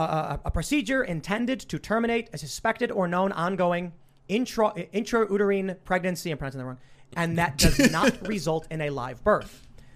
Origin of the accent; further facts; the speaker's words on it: Chicago, Illinois, United States; Inequality among marginalized races growing up in Chicago and experiencing it.